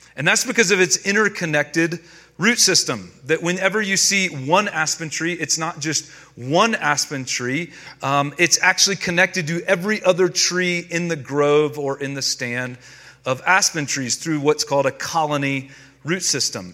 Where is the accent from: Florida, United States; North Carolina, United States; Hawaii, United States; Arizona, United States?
North Carolina, United States; now in Denver, United States; I grew up in North Carolina.